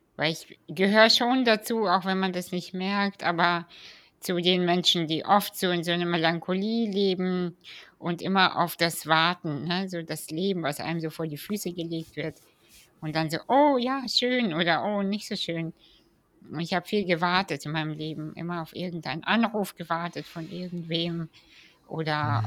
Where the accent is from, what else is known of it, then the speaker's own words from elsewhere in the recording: Kazakhstan; ich bin ja 87 in Kasachstan geboren